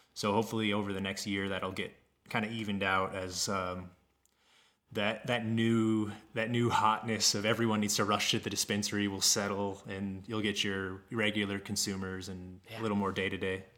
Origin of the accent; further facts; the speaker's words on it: Kansas, United States; moved away as an adult; also born or lived in Colorado; I moved away from Kansas. I grew up there mm-hmm. outside of Kansas City